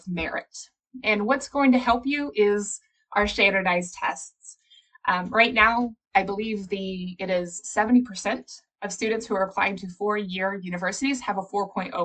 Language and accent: English; Appalachia, United States; my own background growing up in Appalachia